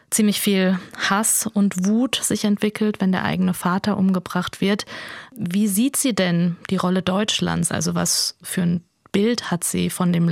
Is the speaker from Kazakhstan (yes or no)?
yes; Kazakhstan; born there; Und Sie sind dann nach Kasachstan, also in mein Geburtsland, geflohen, hast du gesagt.